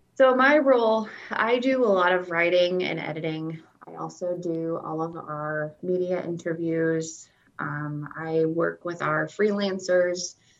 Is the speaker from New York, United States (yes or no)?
no; Southwest Iowa, United States; moved away as an adult; also born or lived in Omaha, Nebraska; now in Nebraska, United States; I was born in Omaha, Nebraska, and then we moved to Southwest Iowa and I went to college in Iowa and then came back to Nebraska for my job